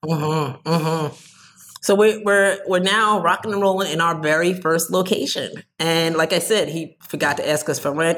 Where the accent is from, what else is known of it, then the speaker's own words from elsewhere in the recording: New Jersey, United States; I'm from Jersey